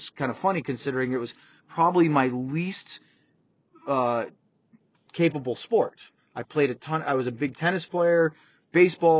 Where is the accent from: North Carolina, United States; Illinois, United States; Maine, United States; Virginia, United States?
Maine, United States; I grew up in Maine and New England.